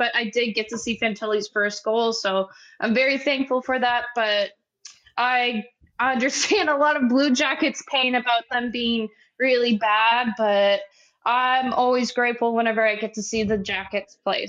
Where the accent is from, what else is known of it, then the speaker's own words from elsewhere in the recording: Wisconsin, United States; Wisconsin. I'm actually from